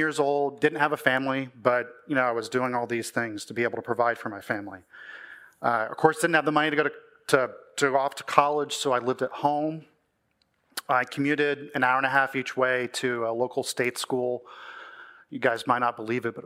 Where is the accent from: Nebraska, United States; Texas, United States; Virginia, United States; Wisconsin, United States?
Texas, United States; I grew up in Texas to a Christian family, pretty uneventful childhood